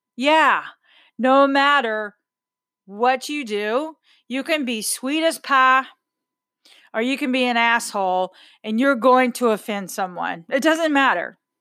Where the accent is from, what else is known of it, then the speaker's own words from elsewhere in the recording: Texas, United States; I'm a Texan